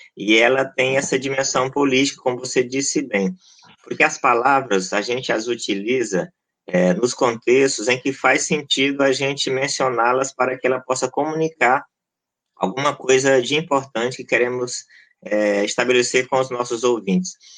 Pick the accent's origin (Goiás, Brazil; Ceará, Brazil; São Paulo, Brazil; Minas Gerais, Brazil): Goiás, Brazil; also born or lived in Maranhão; now in Rio de Janeiro, Brazil; eu nasci no Maranhão, mas cresci em Goiás e moro no Rio mais da metade da vida